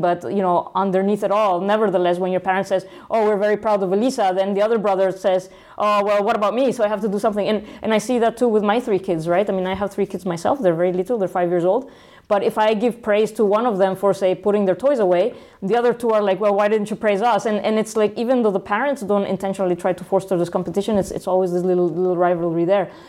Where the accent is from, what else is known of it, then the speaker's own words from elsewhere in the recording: Guadalajara, Jalisco, Mexico; moved away as an adult; also born or lived in Italy / Mexico City / Silicon Valley; for four years in Mexico City, and then uh, the rest of my uh, until I was 18 in Guadalajara.